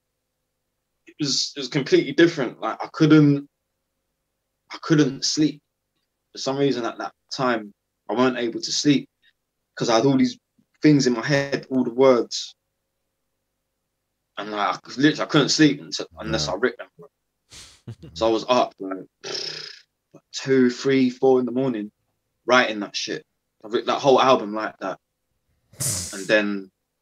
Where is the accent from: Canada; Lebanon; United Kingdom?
United Kingdom; London; growing up in London on the streets when I was younger